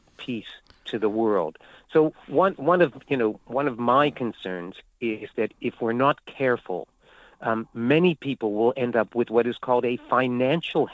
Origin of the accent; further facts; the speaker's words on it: United States; I was born in the United States